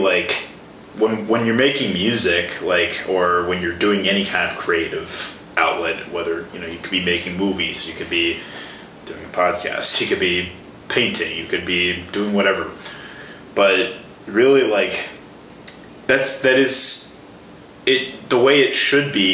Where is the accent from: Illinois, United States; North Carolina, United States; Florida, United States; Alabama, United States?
Illinois, United States; Chicago; moved away as an adult; also born or lived in Milwaukee, Wisconsin; The Chicago area. Okay. South suburbs of Chicago.